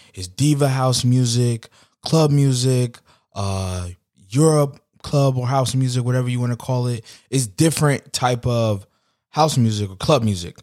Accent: New York City, New York, United States; growing up in New York

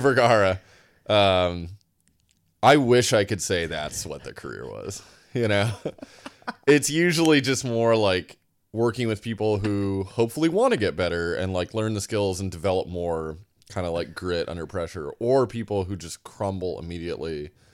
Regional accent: Sioux City, Iowa, United States; moved away as an adult; now in Boston, United States; I grew up in Sioux City, Iowa, and then I moved across the state to Iowa City, Iowa

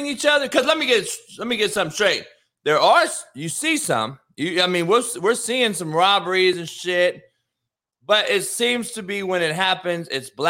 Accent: Compton, California, United States; growing up in Compton, being around nothing but killers, dope dealers, and athletes

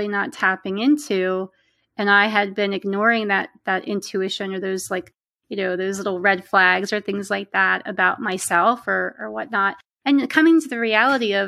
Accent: Pennsylvania, United States; also born or lived in Pittsburgh, Pennsylvania; I'm from Pennsylvania and I live in central Pennsylvania now, but I lived in the western part of the state for about 10 years in Pittsburgh

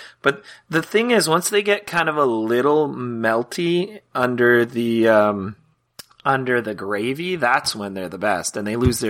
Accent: British Columbia, Canada; two of us are from BC, Canada.

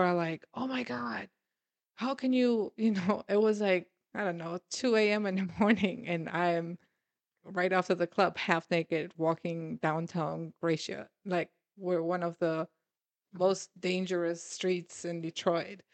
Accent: Germany; moved away as an adult; now in United States

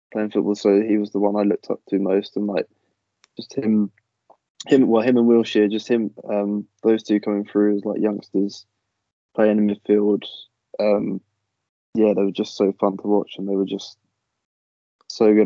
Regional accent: Kent, South East England, United Kingdom; I'm from Kent

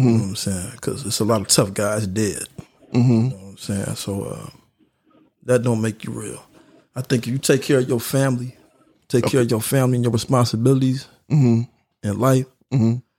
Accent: North Chicago, Illinois, United States; also born or lived in Houston; born and raised in North Chicago. Been here pretty much all my life except when I went to school.

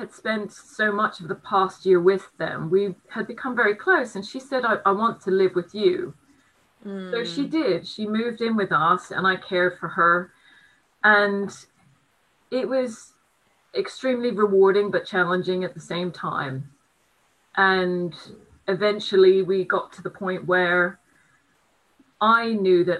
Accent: United States; also born or lived in Brighton; now in United Kingdom; being an American, all of my family are in the States

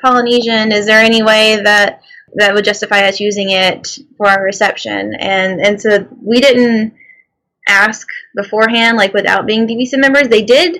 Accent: Mobile, Alabama, United States; But we are both from Mobile, Alabama. And that being our hometown

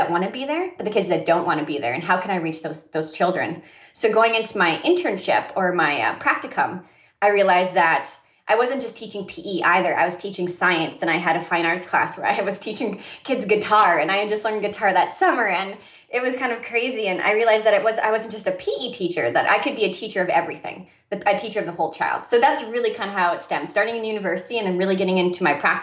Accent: Saskatchewan, Canada; moved away; I'm originally from Canada. And for me in Saskatchewan

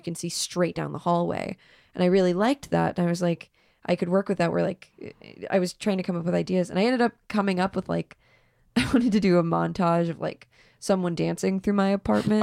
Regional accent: Fort Mill, South Carolina, United States; moved away; I'm from Fort Mill, South Carolina.

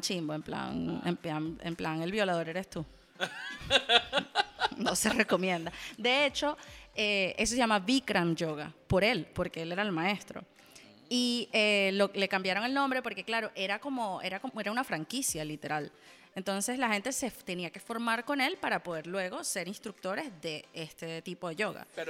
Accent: Venezuela; moved away; yo también soy venezolano.

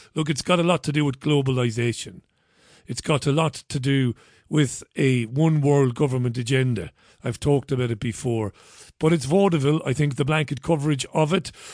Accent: Ireland; I'm an Irishman

